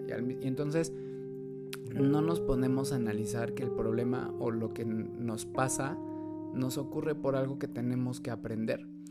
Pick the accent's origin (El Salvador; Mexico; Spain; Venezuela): Mexico; Mexico City; mexicanos de la Ciudad de México